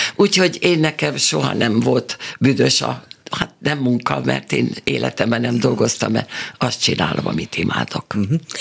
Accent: Budapest, Hungary; moved away as an adult; also born or lived in Szeged; now in Pécs, Hungary; én pesti vagyok, meg ő is

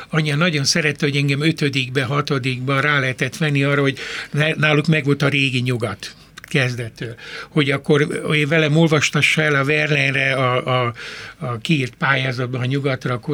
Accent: Röszke, Csongrád-Csanád, Hungary; born there; én, én néhány házra születtem a Rózsa Sándor

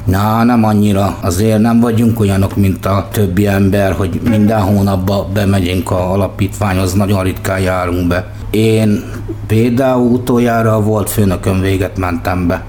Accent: Budapest, Hungary; born or raised there; also born or lived in Mosonmagyaróvár

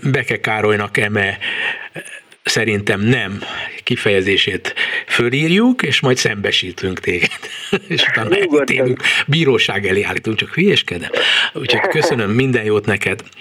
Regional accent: Hungary; mi magyarok vagyunk

